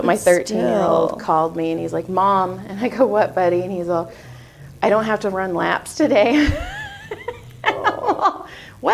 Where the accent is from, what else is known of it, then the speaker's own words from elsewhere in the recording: Madera, California, United States; also born or lived in Texas; now in Valencia, United States; I am from Madera, Fresno area.